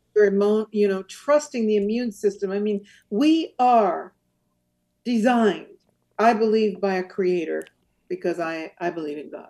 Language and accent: English; San Francisco Bay Area, California, United States; moved away as an adult; also born or lived in Rome, Italy; now in Azores, Portugal; I grew up in the uh, San Francisco Bay Area.